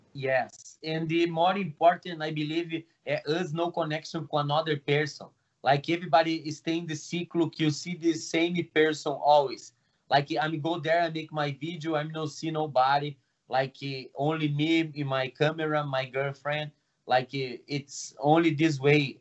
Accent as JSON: {"language": "English", "country": "Brazil", "second_language": "English", "moved": "yes", "lives_now": "Toronto, Canada", "said": "I'm from Brazil."}